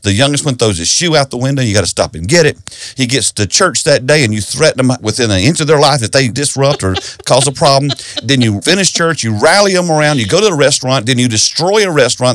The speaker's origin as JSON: {"language": "English", "region": "South Carolina", "country": "United States", "tie": "born or raised there", "said": "I grew up in South Carolina in a Baptist church"}